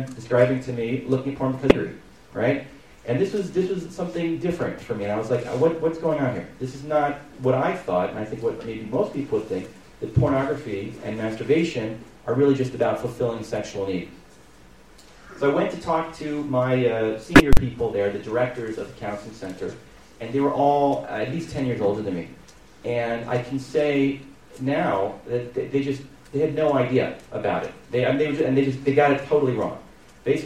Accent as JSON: {"language": "English", "region": "California", "country": "United States", "tie": "born or raised there", "also_born_or_lived": "New York", "moved": "as an adult", "lives_now": "Ramat Beit Shemesh, Israel", "said": "I grew up in California. I made Aliyah 5 years ago. I live in Ramat Beit Shemesh."}